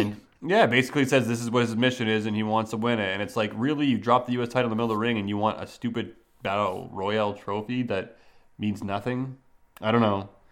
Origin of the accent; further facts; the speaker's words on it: Canada; growing up in Canada